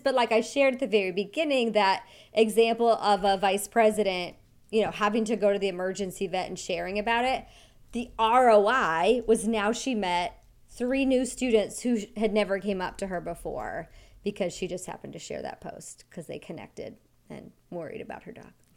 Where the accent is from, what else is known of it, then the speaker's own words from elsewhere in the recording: Wyoming, United States; I grew up in Wyoming